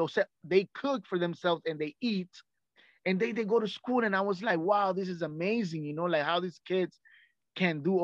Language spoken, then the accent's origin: English; Nicaragua; English is a second language; moved away; I came from Central America, which is Nicaragua, right? It's a very poor country. So where I lived, it was very poor